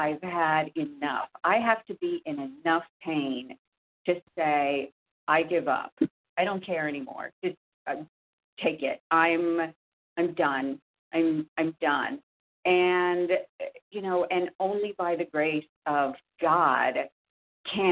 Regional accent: Indiana, United States; I'm from Indiana

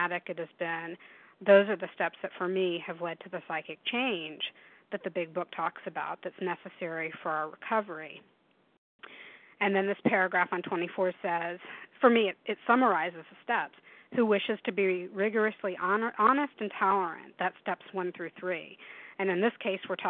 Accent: Tennessee, United States; now in Washington, United States; when I was 15 growing up in Tennessee

